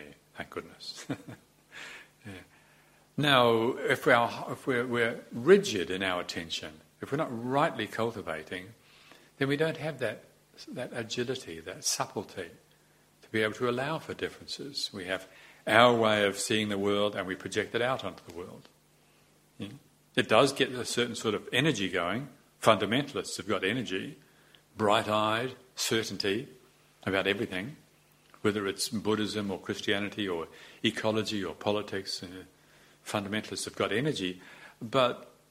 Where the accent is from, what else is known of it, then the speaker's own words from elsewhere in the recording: New Zealand; moved away as an adult; also born or lived in Thailand / Europe; Growing up in New Zealand